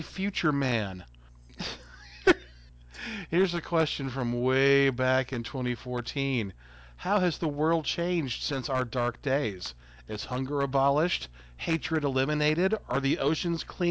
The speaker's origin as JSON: {"language": "English", "region": "the South", "country": "United States", "said": "we're from the South."}